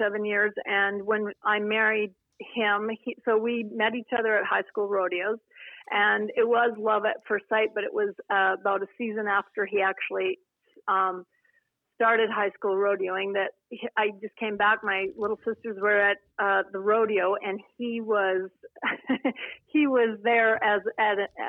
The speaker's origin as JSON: {"language": "English", "town": "Cochrane", "region": "Alberta", "country": "Canada", "tie": "born or raised there", "said": "I was raised on acreage near Cochrane, Alberta"}